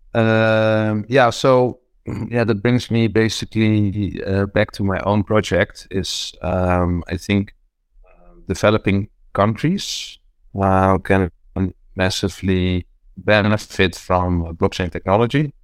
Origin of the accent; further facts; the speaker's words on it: Netherlands; also born or lived in Rotterdam; I'm from Holland. Um, I lived in the city of Rotterdam.